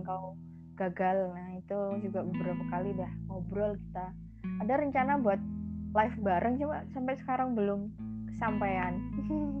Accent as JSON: {"language": "Indonesian", "town": "Magelang", "region": "Central Java", "country": "Indonesia", "said": "Asli Magelang"}